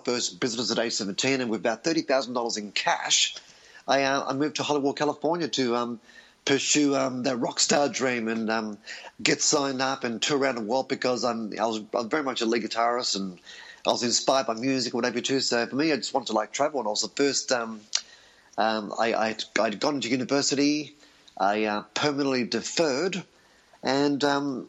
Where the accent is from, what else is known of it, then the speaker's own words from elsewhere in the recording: Australia; I was born in Australia to Greek parents who had migrated from Europe